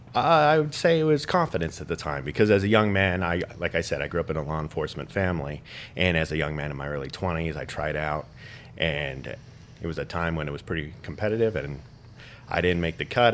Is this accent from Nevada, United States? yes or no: yes; Las Vegas, Nevada, United States; I'm born and raised in the Las Vegas community